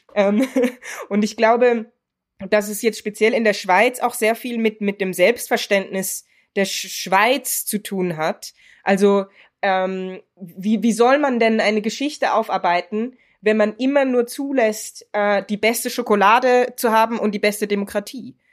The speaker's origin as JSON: {"language": "German", "country": "Germany", "tie": "born or raised there", "moved": "yes", "lives_now": "Switzerland", "said": "ich bin in Deutschland geboren und aufgewachsen"}